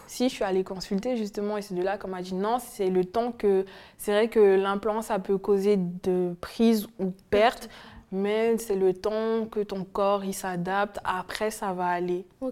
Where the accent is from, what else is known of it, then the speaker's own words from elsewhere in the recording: French Guiana; now in France; je viens de la Guyane